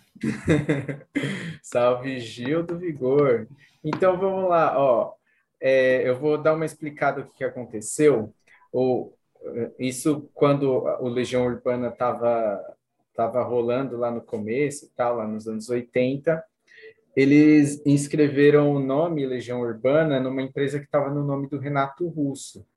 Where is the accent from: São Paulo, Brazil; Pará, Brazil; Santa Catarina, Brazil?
São Paulo, Brazil; Cotia; Eu sou de Cotia